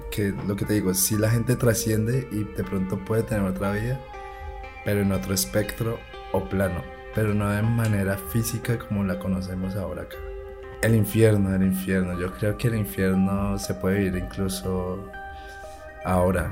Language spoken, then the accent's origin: Spanish; Bucaramanga, Santander, Colombia; yo me crié en Bucaramanga